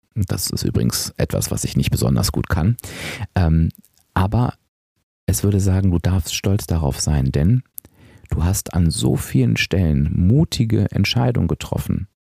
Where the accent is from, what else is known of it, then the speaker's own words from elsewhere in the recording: Hanover, Lower Saxony, Germany; moved away as an adult; ich bin wieder in meinen Heimatort gezogen, nach Hannover.